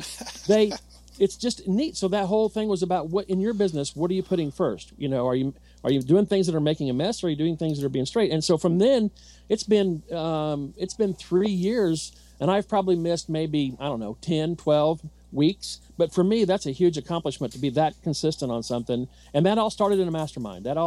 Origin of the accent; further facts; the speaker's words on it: Southern Indiana, United States; I'm from Southern Indiana.